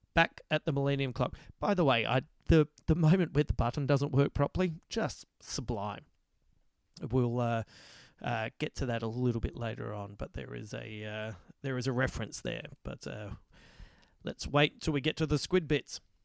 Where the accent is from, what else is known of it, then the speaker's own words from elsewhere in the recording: Adelaide, South Australia, Australia; I come from Adelaide